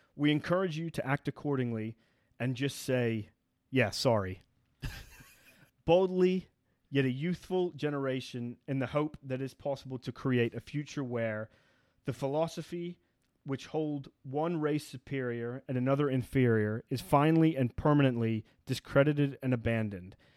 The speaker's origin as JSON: {"language": "English", "country": "United Kingdom", "said": "as a British person"}